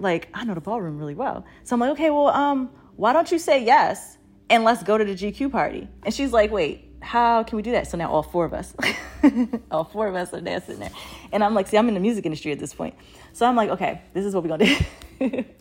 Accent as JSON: {"language": "English", "town": "Baltimore", "region": "Maryland", "country": "United States", "tie": "born or raised there", "also_born_or_lived": "Oregon / Brooklyn, New York", "moved": "yes", "said": "I had grown up in Baltimore, but, uh, at the time I came from Oregon"}